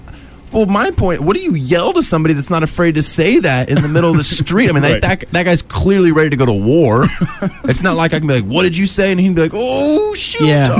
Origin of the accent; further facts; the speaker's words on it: Germany; I was born in Germany.